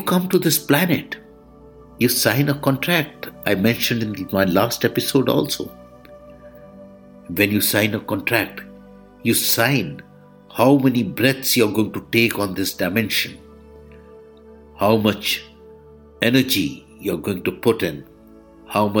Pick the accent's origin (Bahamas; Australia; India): India; I am the Indian monk